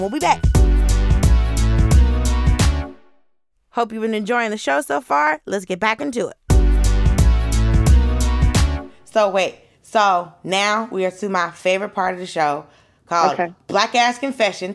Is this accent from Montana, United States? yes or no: no; Atlanta, Georgia, United States; I'm from Atlanta